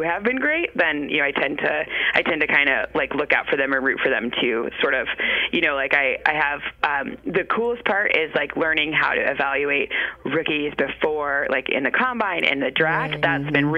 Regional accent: Michigan, United States; moved away; I'm from Michigan

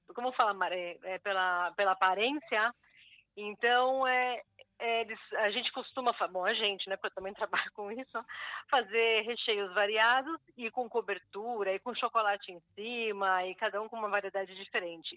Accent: São Paulo, Brazil; moved away as an adult; now in Israel; eu sou de São Paulo. Ah, já fiz aliá, estou ah, aqui em Israel há uns 14 anos

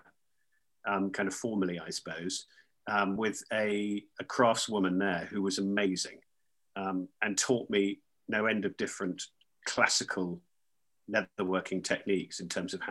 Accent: Northampton, East Midlands, United Kingdom; I grew up near Northampton, which is the centre of the shoe trade.

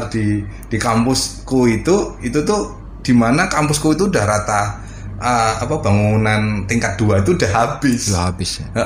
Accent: Karanganyar, Central Java, Indonesia; also born or lived in Yogyakarta; Tapi untuk lahir sampai SMA itu ya udah aku di Karanganyar.

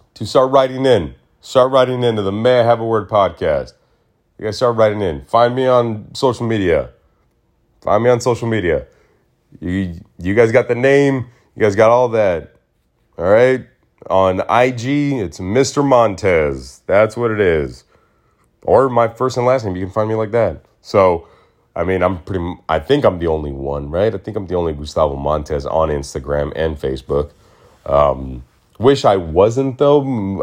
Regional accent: Mesa, Arizona, United States; now in Los Angeles, United States; I was born and raised in Mesa

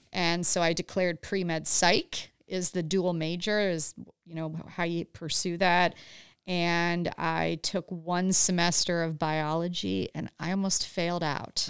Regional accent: Huron, Ohio, United States; moved away; grew up right by Cedar Point, um, in Huron, Ohio.

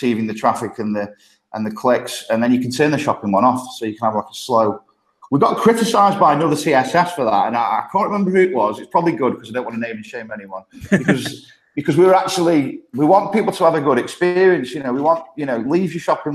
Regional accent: Stoke-on-Trent, West Midlands, United Kingdom; accent: thick Midlands; moved away as an adult; now in Copenhagen, Denmark; I grew up in Stoke-on-Trent.

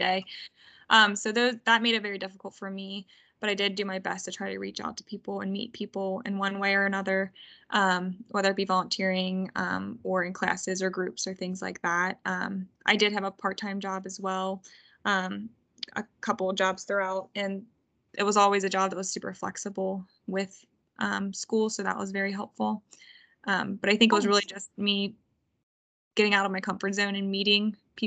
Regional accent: Kentucky, United States; I'm from Kentucky

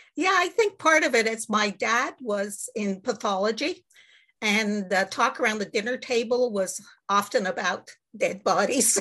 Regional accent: Montreal, Quebec, Canada; also born or lived in Great Britain; I'm from Montreal, Quebec, Canada, where it's very cold right now

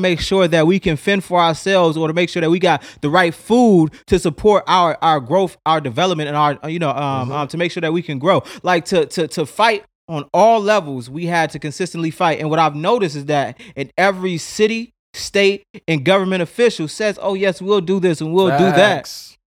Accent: Chicago, Illinois, United States; And so, you know, for me, growing up on the South Side of Chicago as well, along with the West Side

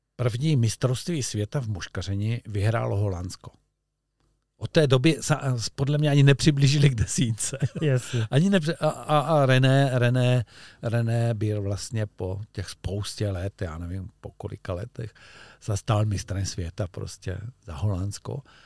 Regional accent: Czechia; also born or lived in Olšava river area (lives by it); my jsme Češi

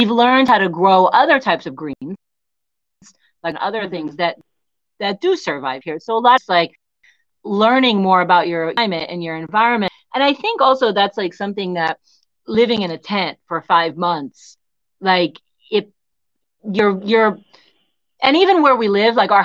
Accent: United States; moved away; I'm American

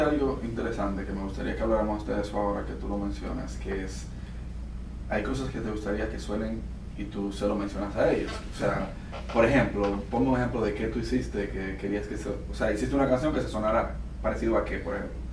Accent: Dominican Republic; yo soy de República Dominicana

